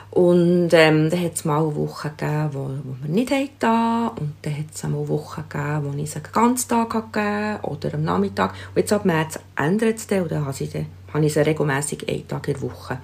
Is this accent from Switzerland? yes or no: yes; Switzerland; bei uns in der Schweiz